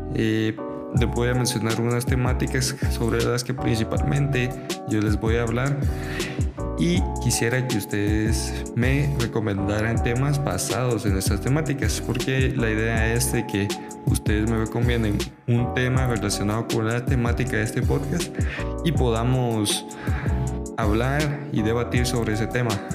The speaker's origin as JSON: {"language": "Spanish", "country": "Guatemala", "said": "soy un guatemalteco, soy de Guatemala"}